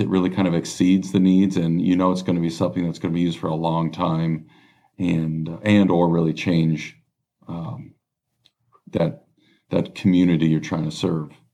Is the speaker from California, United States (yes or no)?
yes; Los Angeles, California, United States; I was born and raised in Los Angeles. Um, Southern California, grew acro-, grew up across the street pretty much from the beach